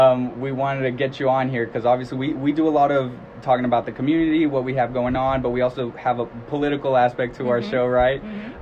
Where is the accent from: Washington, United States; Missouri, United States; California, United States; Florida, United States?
California, United States; Long Beach; I'm from Long Beach.